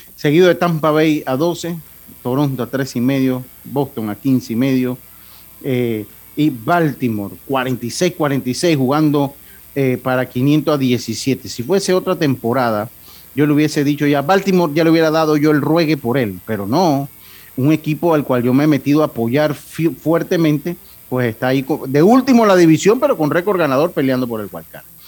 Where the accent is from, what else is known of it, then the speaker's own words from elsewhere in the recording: Panama; como panameños